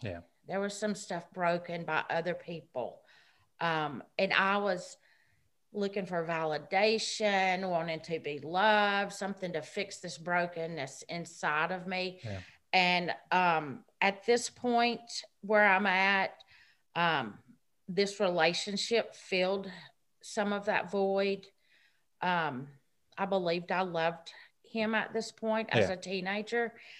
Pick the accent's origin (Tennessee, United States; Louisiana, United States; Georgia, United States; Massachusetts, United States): Tennessee, United States; Gallatin; born there; I'm 51. I was born in 1970 in Gallatin, Tennessee.